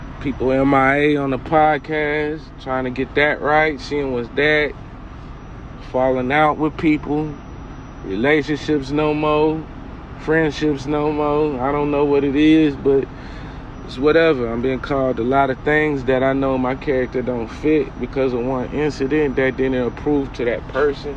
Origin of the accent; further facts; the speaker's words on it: West Covina, California, United States; now in North Carolina, United States; I'm from Los Angeles, California, West Covina, California. I moved from that state to a whole different state, way across the country, to North Carolina